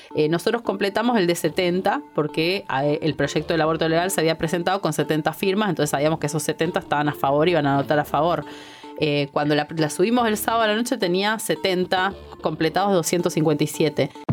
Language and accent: Spanish; Argentina; somos un grupo un activista que tiene un medio, que es uno de los medios con las comunidades más grandes de, Argentina